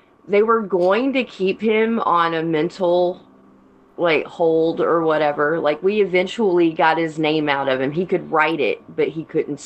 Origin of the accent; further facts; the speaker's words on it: Canton, Georgia, United States; also born or lived in Ball Ground, Georgia; I grew up just north of Atlanta. I grew up in Canton